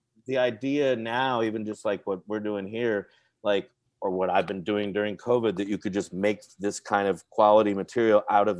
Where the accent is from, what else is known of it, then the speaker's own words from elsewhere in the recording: Los Angeles, California, United States; also born or lived in Long Beach / Hollywood / the Valley; Born and raised in Los Angeles